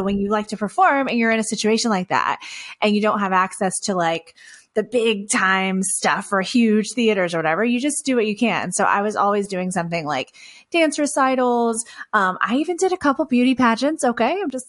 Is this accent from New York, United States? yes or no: no; Texas, United States; I come from Texas. I still live in Texas. I actually live in the city of Houston now, and with my husband and our two kiddos